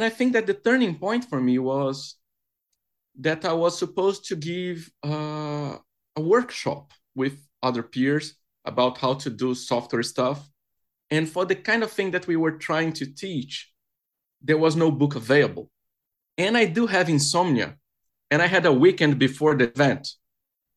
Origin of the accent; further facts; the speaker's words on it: Brazil; moved away as an adult; now in London, United Kingdom; I'm originally from Brazil, but I've been living in the UK for like 5 years.